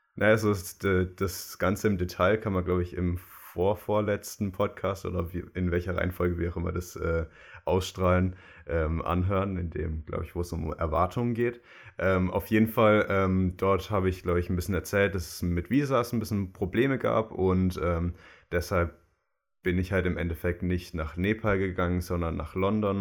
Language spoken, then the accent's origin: German; Germany; als Deutscher